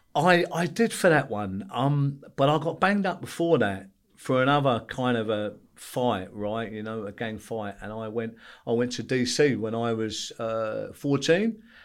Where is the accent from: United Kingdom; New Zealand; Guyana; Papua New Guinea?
United Kingdom; London; also born or lived in Belfast; I went back to East London, which is, which is where I grew up in Bethnal Green